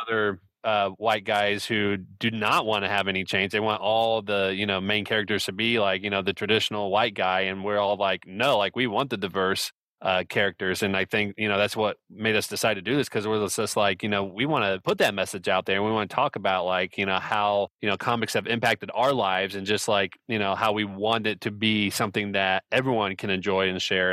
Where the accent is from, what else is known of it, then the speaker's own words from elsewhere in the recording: Indianapolis, Indiana, United States; I am from Indianapolis, Indiana